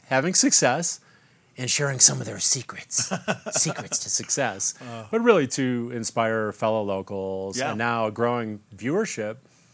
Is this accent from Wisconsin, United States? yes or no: yes; Wisconsin, United States; moved away; an old-fashioned pig roast like we grew up with in Wisconsin